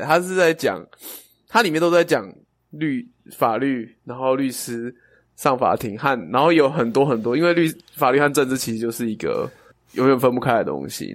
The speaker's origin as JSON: {"language": "Chinese", "town": "Chiayi", "country": "Taiwan", "tie": "born or raised there", "moved": "yes", "said": "我的， 我的故乡在嘉义"}